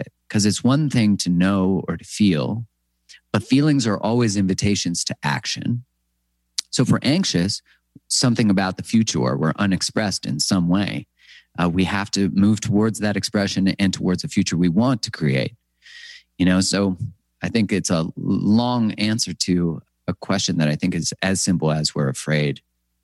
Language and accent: English; Canada; I'm from Canada